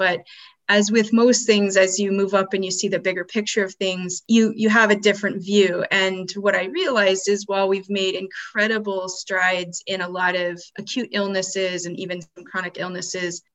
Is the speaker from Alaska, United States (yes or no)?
yes; Alaska, United States; I was born in Alaska